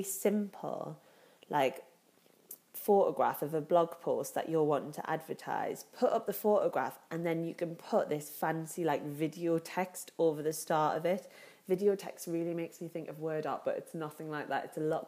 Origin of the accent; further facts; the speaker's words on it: Newcastle upon Tyne, North East England, United Kingdom; accent: Geordie; you can tell by my voice, I'm a Geordie